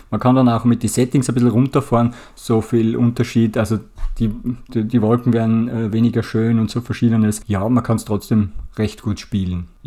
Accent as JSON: {"language": "German", "country": "Austria", "said": "Ich komme ja aus Österreich und es gibt bei uns auch oft gelevelt sozusagen"}